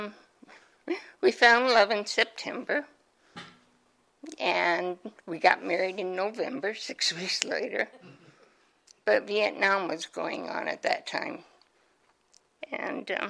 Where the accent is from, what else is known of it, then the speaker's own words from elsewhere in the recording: Omaha, Nebraska, United States; I was born and raised in Omaha, Nebraska.